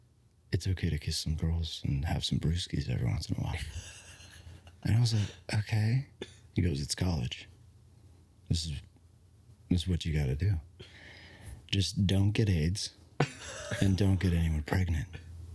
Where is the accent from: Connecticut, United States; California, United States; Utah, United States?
Connecticut, United States; born or raised there